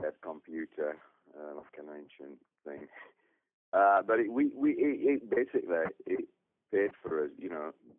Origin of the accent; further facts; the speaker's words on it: Burnley, North West England, United Kingdom; moved away as an adult; also born or lived in Leeds; we are from Burnley, Lancashire